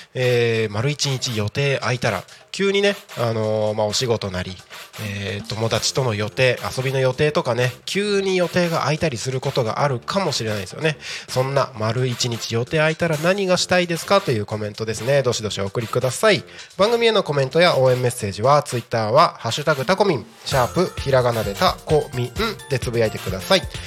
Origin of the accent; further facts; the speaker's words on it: Takko, Aomori, Japan; moved away; also born or lived in Tokyo; 青森県の田子町っていうところです